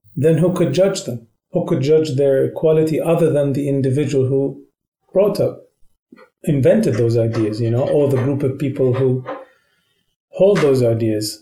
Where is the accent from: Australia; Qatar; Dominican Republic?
Qatar; moved away as an adult; now in Moscow, Russia; I'm from Qatar, a country that is positioned in the Arabian Peninsula.